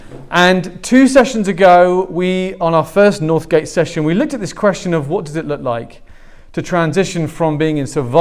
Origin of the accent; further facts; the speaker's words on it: England, United Kingdom; moved away; I'm not Australian, I'm English.